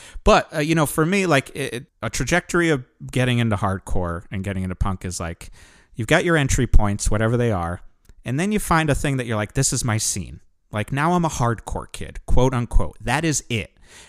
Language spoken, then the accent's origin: English; Connecticut, United States; It's not just because we're from Connecticut. I'm just like, yeah … writes the best songs.